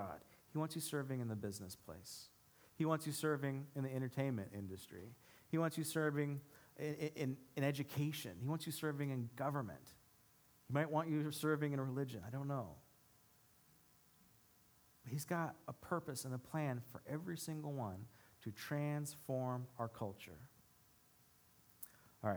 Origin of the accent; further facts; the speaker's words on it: United States; us as American Christians